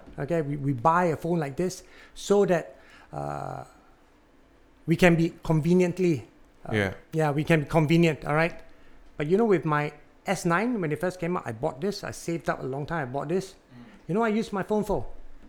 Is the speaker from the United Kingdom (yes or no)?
no; Singapore; You know, being Singaporean, I'm minimally bilingual.